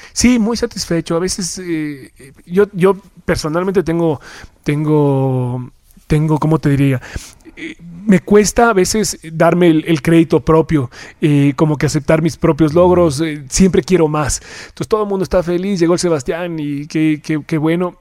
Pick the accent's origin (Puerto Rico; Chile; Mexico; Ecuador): Ecuador; somos menos los ecuatorianos